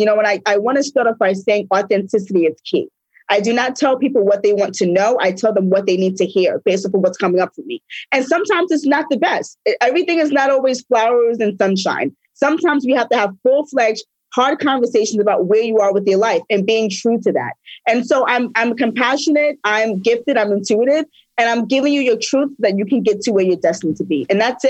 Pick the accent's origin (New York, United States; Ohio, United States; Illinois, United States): New York, United States; I'm from New York.